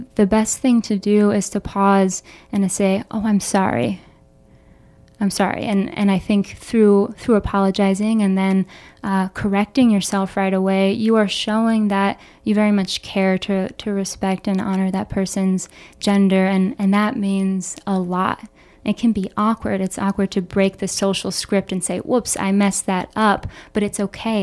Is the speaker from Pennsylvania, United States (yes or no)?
yes; Philadelphia, Pennsylvania, United States; moved away as an adult; also born or lived in Boulder, Colorado; now in Chicago, United States; growing up in Philadelphia with two mental health professionals